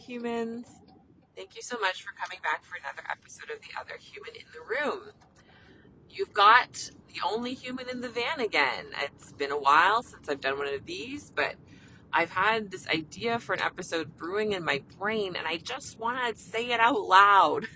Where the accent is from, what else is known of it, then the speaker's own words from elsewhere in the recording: Canada; I'm a Canadian family physician